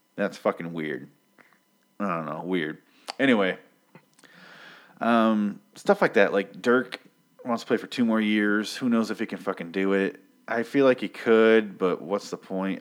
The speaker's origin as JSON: {"language": "English", "region": "Michigan", "country": "United States", "tie": "born or raised there", "moved": "yes", "said": "I grew up in Michigan"}